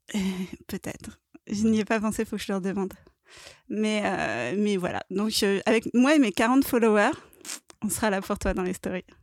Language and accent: French; Paris, Île-de-France, France; je suis une vraie parisienne aussi. J'ai toujours dit que je ne quitterais Paris que, que morte